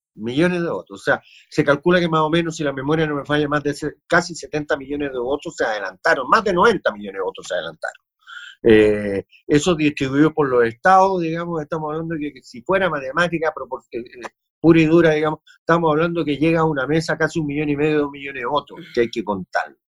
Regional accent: Chile; nosotros, como latinoamericanos y como chilenos

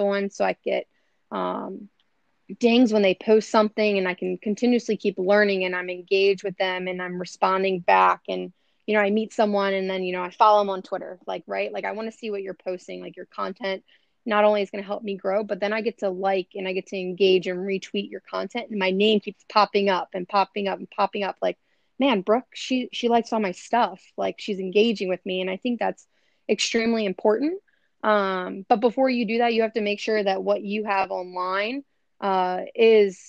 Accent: Maryland, United States; also born or lived in Philadelphia; now in Los Angeles, United States; I'm from Maryland, but I grew up, you know, a lot of my professional and athletic career was in Philly

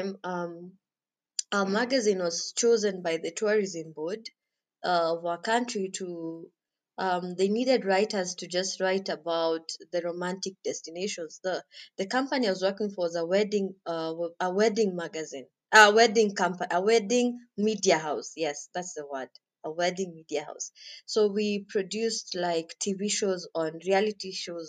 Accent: Kenya; I'm Kenyan.

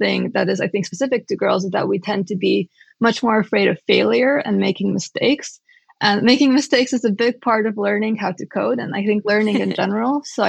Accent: Romania; I grew up in Romania

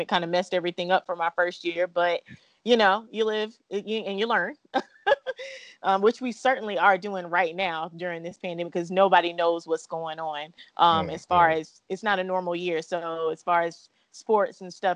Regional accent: Sumter, South Carolina, United States; I'm originally from Sumter, South Carolina

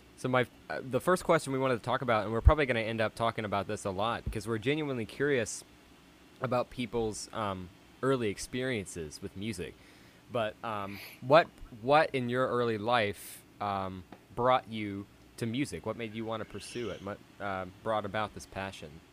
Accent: Asheville, North Carolina, United States; I do live in the middle of the woods, uh, in the, in the back country of Asheville, North Carolina.

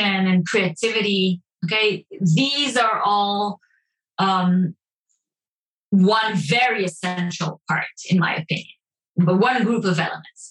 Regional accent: Israel

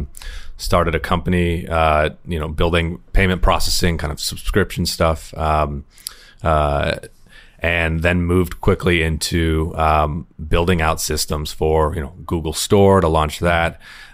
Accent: Sonoma Valley, California, United States; I'm from Sonoma Valley, where we had a big migrant worker population

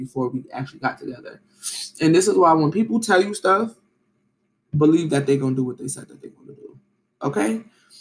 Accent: New York City, New York, United States; I grew up in Brooklyn

